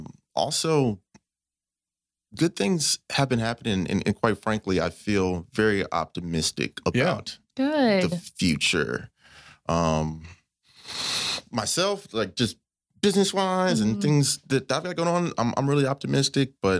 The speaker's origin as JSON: {"language": "English", "town": "Pflugerville", "region": "Texas", "country": "United States", "tie": "born or raised there", "also_born_or_lived": "San Antonio, Texas / Corinth, Texas / Denton, Texas / Atlanta, Georgia", "lives_now": "Fort Worth, United States", "said": "I was born in San Antonio. And we moved to Austin, to Pflugerville, and so I went to like elementary and middle school there, and then moved up to Corinth, up near Denton. So I went to high school in Denton"}